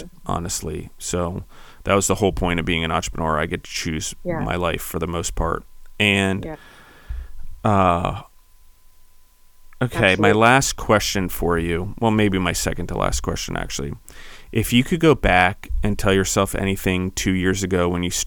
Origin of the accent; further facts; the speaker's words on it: East Coast, United States; moved away; also born or lived in Colorado / Georgia; I grew up on the East Coast